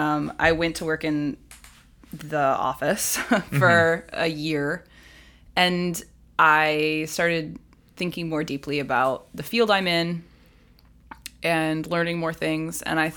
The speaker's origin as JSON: {"language": "English", "town": "Columbus", "region": "Ohio", "country": "United States", "lives_now": "Cincinnati, United States"}